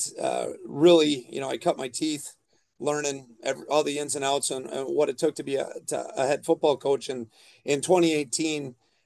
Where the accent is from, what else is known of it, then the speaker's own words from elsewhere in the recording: Waukesha County, Wisconsin, United States; also born or lived in Fond du Lac, Wisconsin; I grew up in Waukesha County and spent my first 10 years or so teaching here in Waukesha County.